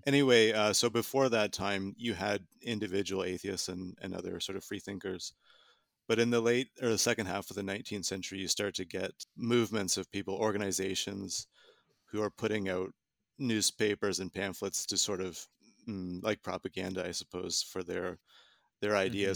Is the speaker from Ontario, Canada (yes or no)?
yes; Southern Ontario, Canada; moved away; I'm from Canada originally, from Southern Ontario in particular